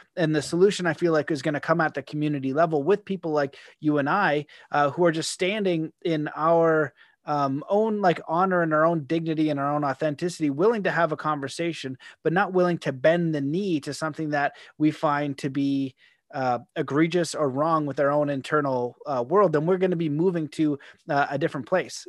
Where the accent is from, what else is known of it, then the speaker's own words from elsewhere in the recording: Canada; I'm a Canadian.